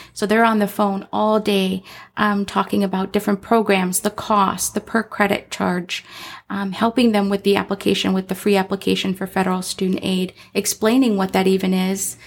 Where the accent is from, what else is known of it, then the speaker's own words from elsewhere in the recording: Chicago, Illinois, United States; moved away as an adult; now in Arizona, United States; I am from Chicago, Illinois, in the city